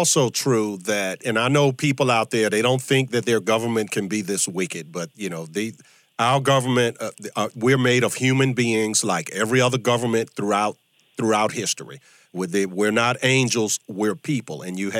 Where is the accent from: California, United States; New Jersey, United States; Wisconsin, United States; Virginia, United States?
Virginia, United States; Virginia, my home state